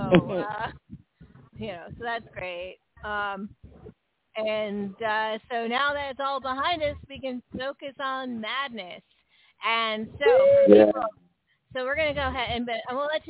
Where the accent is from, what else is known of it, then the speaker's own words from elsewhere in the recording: San Francisco, California, United States; now in the South, United States; I grew up in San Francisco.